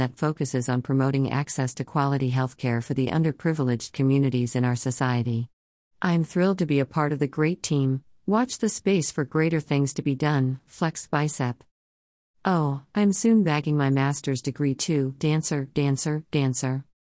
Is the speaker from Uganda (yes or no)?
yes; Kampala, Central Region, Uganda; I was born and raised in Kampala for the most part, but I moved to different places over the years, mainly for study and work.